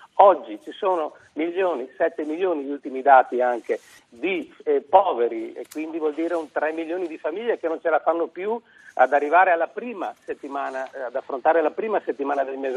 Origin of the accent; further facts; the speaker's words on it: Veneto, Italy; come Veneti